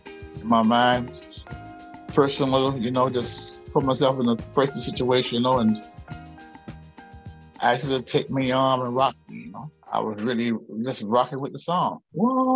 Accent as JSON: {"language": "English", "town": "West Palm Beach", "region": "Florida", "country": "United States", "tie": "born or raised there", "said": "the Palm Beach Post, my hometown newspaper, that I used to be a paper boy"}